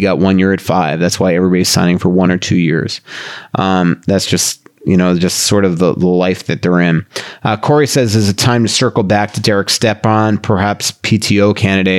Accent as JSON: {"language": "English", "town": "Boca Raton", "region": "Florida", "country": "United States", "tie": "born or raised there", "said": "the town next to my hometown in Boca Raton"}